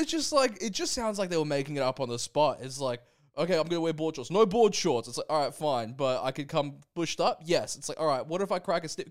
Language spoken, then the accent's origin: English; Brisbane, Queensland, Australia; moved away; we're both from Brisbane. We're both Brisbane boys, and we want to check in with our home city every now and again.